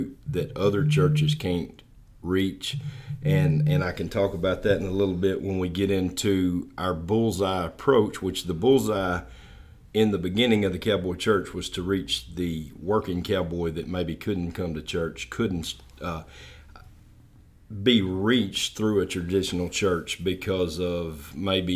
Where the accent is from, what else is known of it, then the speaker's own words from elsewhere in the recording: Clinton, Mississippi, United States; moved away as an adult; also born or lived in Jackson, Mississippi; now in Como, United States; I'm originally from Clinton, Mississippi.